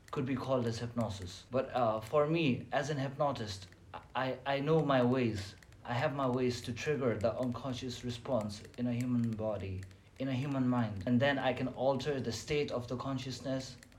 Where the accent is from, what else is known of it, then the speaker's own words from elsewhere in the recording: Nepal; moved away as an adult; now in China; I'm from Nepal